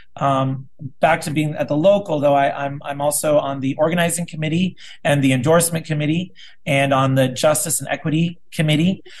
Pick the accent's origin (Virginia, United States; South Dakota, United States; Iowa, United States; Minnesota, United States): South Dakota, United States; now in Burbank, United States; I'm originally from South Dakota. I lived there, grew up there, went to school there